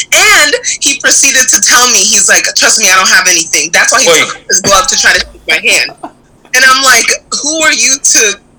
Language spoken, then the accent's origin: English; Brazil; also born or lived in Japan; now in United States; I was born in Japan, partly raised in Brazil, and moved to the U.S. My parents are Nigerian.